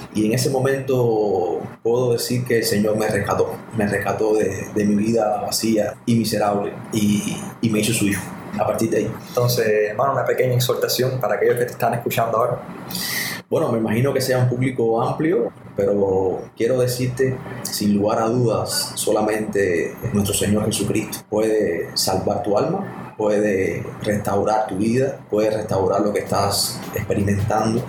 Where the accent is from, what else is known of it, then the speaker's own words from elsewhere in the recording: Havana, Cuba; moved away as an adult; now in Santa Clara, Cuba; yo soy eh, habanero, nacido en, La Habana eh, y nunca he vivido fuera de La Habana